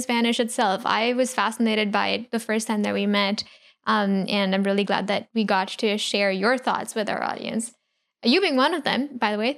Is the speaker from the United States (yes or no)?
no; India; growing up in India